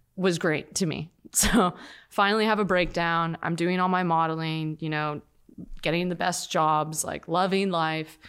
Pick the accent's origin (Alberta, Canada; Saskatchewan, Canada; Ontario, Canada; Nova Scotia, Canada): Ontario, Canada; Toronto; moved away as an adult; now in Los Angeles, United States; I'm from Toronto